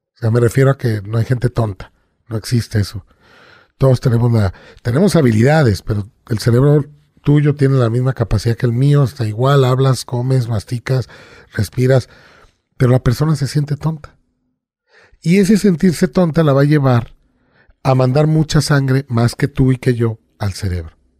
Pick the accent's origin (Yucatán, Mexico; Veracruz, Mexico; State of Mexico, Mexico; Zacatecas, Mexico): Veracruz, Mexico; yo de niño viví en Veracruz, en el puerto